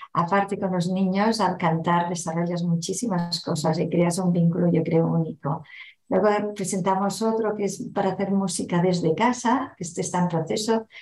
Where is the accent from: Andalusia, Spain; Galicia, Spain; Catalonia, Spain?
Catalonia, Spain; Barcelona; first language Catalan; Spanish is a second language; En Barcelona eh, se habla mayoritariamente el catalán, es nuestro idioma materno